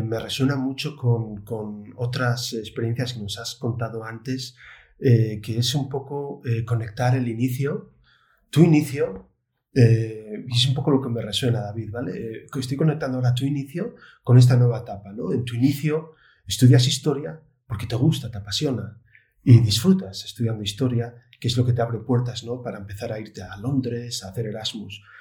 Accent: Oviedo, Asturias, Spain; yo que soy de Oviedo

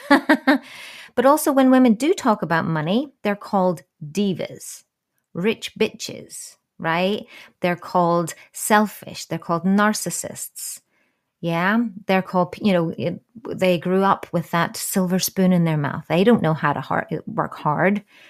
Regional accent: New Zealand; I was born in New Zealand

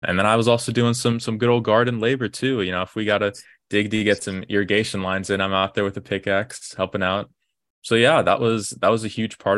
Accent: Austin, Texas, United States; I'm originally from Austin, Texas. Grew up there.

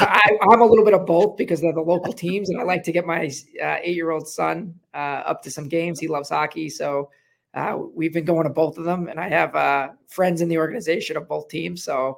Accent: Long Island, New York, United States; now in Southwest Florida, United States; New York, Long Island, New York.

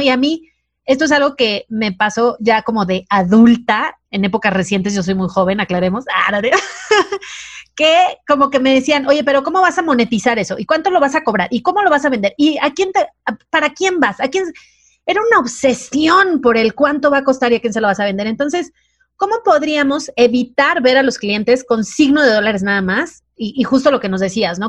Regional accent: Mazatlán, Sinaloa, Mexico; yo vengo de Mazatlán

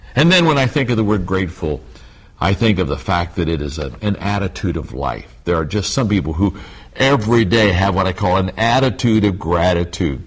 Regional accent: Circleville, Ohio, United States; I grew up in Circleville, Ohio, just 25 miles straight south on Route 23

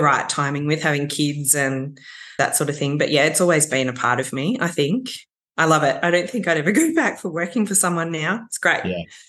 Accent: Warrandyte, Victoria, Australia; growing up in Warrandyte has been a huge part of my appreciation for landscape and nature

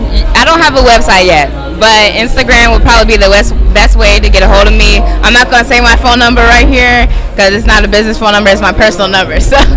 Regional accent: Middletown, Ohio, United States; I'm not from Cincinnati, but I'm from Middletown.

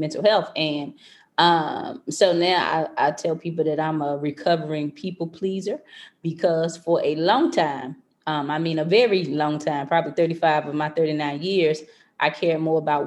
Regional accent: North Carolina, United States; moved away as an adult; now in Maryland, United States

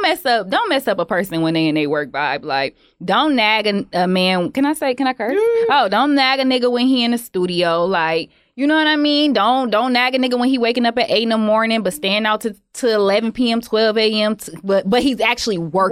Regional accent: Detroit, Michigan, United States; I'm from Detroit

